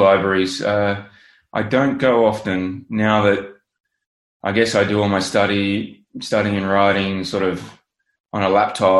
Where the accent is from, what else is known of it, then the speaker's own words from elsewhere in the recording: Sydney, New South Wales, Australia; accent: Australian; moved away as an adult; now in The Hague, Netherlands; So as you can probably tell from my accent, I'm Australian. I'm from Sydney. Grew up there. About 10 and a half years ago, I moved to The Hague in the Netherlands to work for the United Nations.